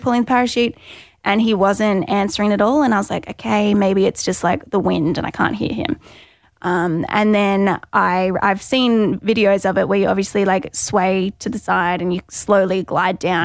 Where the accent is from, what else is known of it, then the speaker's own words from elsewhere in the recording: Gold Coast, Queensland, Australia; I'm from the Goldie, twenty-seven years old